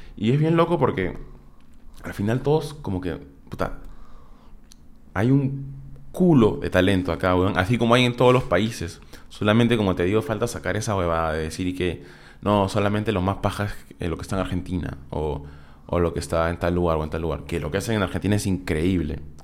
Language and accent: Spanish; Peru; una banda de Perú, que éramos nosotros